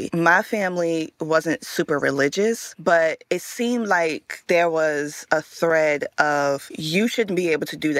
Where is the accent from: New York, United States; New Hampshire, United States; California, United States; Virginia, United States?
Virginia, United States; Richmond; Growing up in Richmond, Virginia